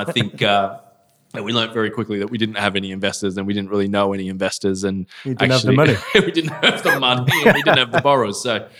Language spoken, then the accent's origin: English; Australia; I'm an Aussie, come from Australia, was originally a lawyer in Australia, real estate lawyer there